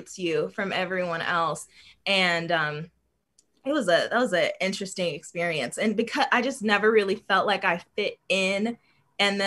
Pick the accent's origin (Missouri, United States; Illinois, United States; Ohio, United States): Illinois, United States; Chicago; I'm from Chicago, and Chicago is one of the most segregated cities in the U.S., and I grew up in a very white area.